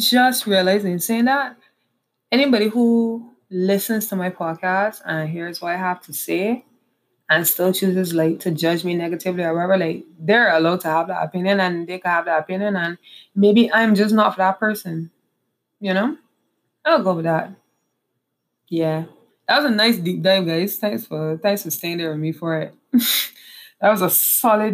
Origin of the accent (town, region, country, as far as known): Barbados; moved away as an adult; also born or lived in Trinidad; now in Trinidad and Tobago